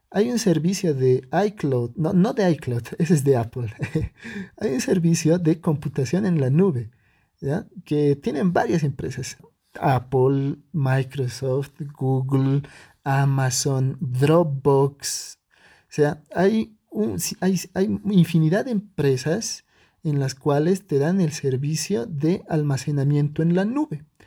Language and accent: Spanish; Bolivia; yo soy de Bolivia